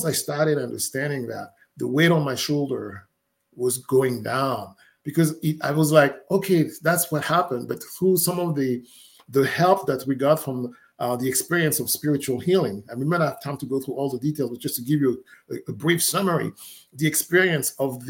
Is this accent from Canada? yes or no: no; Côte d’Ivoire; moved away; I'm from West Africa, Ivory Coast. That's the country where I was born in.